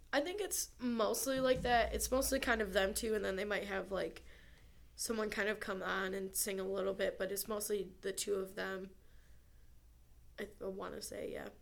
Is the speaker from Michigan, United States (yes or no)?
yes; near Ann Arbor, Michigan, United States; My hometown is near Ann Arbor